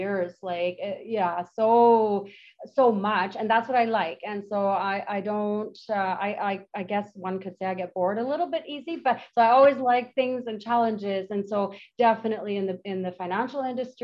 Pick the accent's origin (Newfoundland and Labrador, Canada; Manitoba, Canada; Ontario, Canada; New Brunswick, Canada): Manitoba, Canada; now in Penticton, Canada; I've been here for 22 years, ish. And I'm from Manitoba.